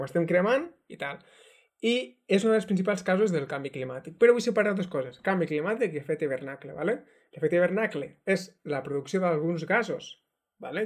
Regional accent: Terres de l'Ebre, Catalonia, Spain; sóc de les Terres de l'Ebre

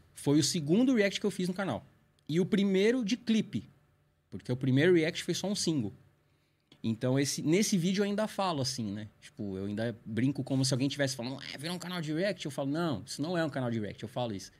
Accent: São Paulo, Brazil; numa igreja que eu fui... É onde eu cresci, praticamente. E eu fui membro, sei lá, de uns seis, sete anos. Que é a Comunidade Evangélica Cristo, Eu e Você. Em, na Vila Zate, Pirituba.

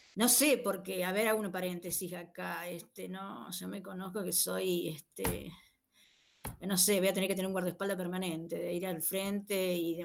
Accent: Rosario, Santa Fe, Argentina; yo iba a la escuelita 147 en Fisherton

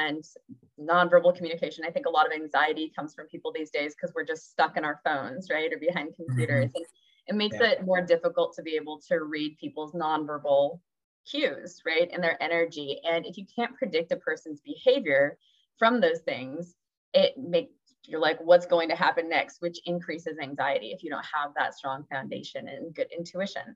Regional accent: Washington, United States; moved away as an adult; now in Charlottesville, United States; I'm originally from Washington State

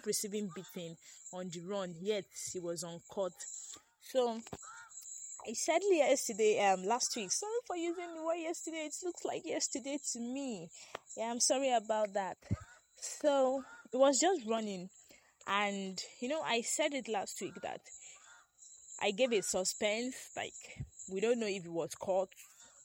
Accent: Nigeria; I'm also a Nigerian

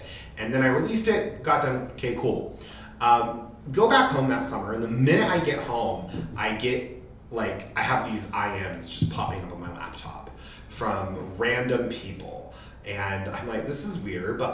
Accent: Utah, United States; I grew up in Utah

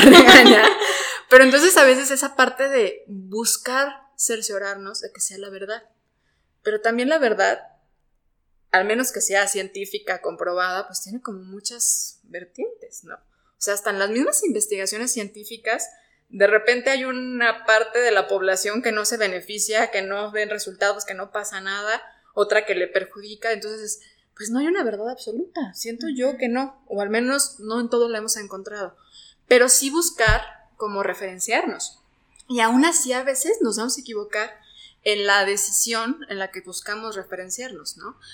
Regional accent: Mexico; somos mexicanos

